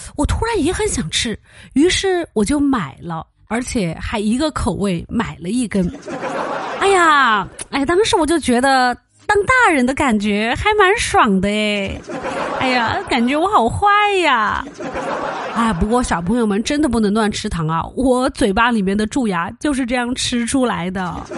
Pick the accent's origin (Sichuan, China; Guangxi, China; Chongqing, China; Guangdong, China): Sichuan, China; Chengdu; 现在咱们成都人又被关在家里